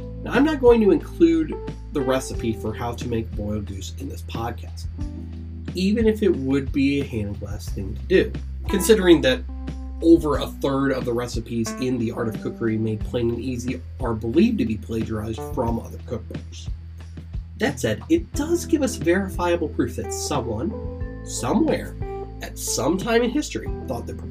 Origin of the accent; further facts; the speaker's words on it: Ohio, United States; my home state of Ohio